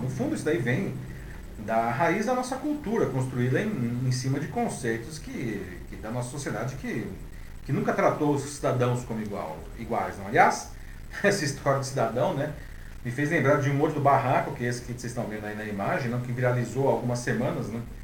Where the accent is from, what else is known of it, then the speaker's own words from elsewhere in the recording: Brazil; como brasileiros